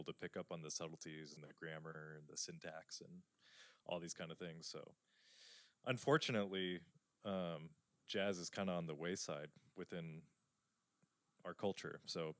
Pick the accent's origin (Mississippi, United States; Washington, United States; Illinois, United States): Washington, United States; eastern; I grew up 4 hours from Seattle in the eastern side of the state.